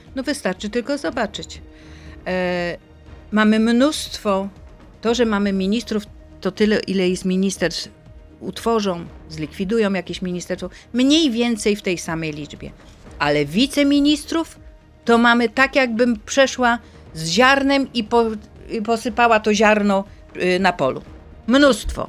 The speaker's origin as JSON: {"language": "Polish", "country": "Poland"}